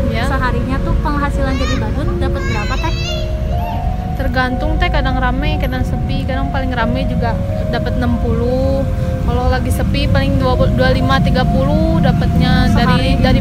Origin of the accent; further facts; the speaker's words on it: Sukabumi, West Java, Indonesia; saya kan dari Sukabumi pindahan Sukabumi dulu saya di Sukabumi kerja